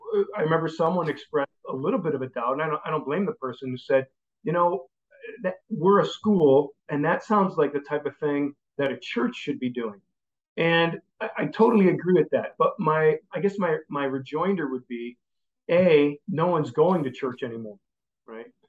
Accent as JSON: {"language": "English", "town": "Chicago", "region": "Illinois", "country": "United States", "tie": "born or raised there", "also_born_or_lived": "Indianapolis / St. Paul, Minnesota / Green Bay, Wisconsin / Dallas, Texas", "moved": "as an adult", "lives_now": "Orange County, California, United States", "said": "I grew up in the Chicago area"}